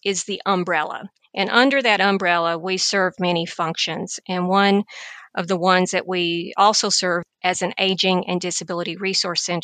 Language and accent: English; Tennessee, United States; moved away as an adult; also born or lived in Illinois; now in Tampa, United States; I grew up in Tennessee and all of my family is still there